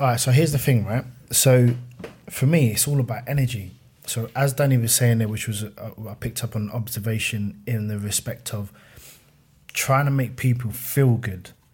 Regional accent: Fort Heath, London, United Kingdom; I'm a kid from Fort Heath

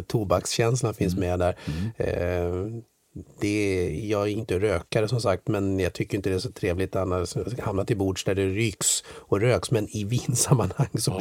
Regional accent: Sweden

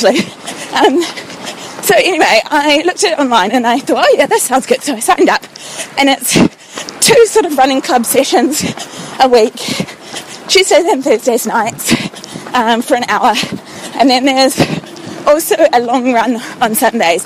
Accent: New Zealand; also born or lived in London; I'm a New Zealander, and I moved back to New Zealand in December last year, having lived in London for 3 years

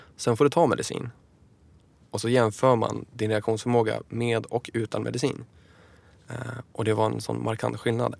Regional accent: Enköping, Uppsala County, Sweden; hemma i Enköping

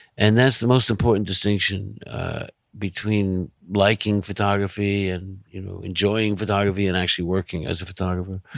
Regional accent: Long Island, New York, United States; also born or lived in Manhattan, New York; I was born in Manhattan. Uh, I grew up in Long Island. I came back to Manhattan when I was eighteen, and I've been here ever since

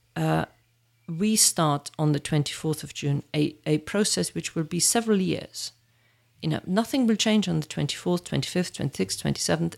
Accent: near Munich, Bavaria, Germany; also born or lived in Birmingham, United Kingdom; now in United Kingdom; born in, near Munich

